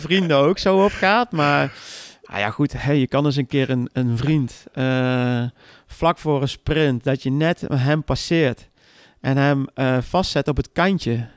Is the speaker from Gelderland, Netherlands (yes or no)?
yes; Arnhem, Gelderland, Netherlands; ik kom zelf uit Arnhem